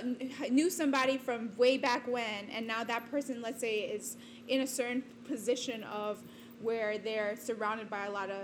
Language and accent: English; New York, United States; born there; my family's from New York. I was born in New York. So I was always familiar with the New York lifestyle, you know?